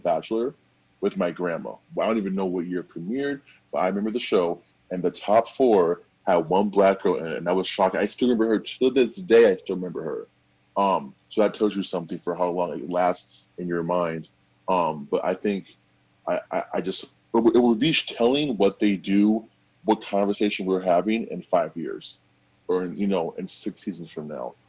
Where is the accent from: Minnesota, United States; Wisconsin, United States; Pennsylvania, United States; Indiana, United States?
Minnesota, United States; Minneapolis; I'm from Minnesota. I'm from Minneapolis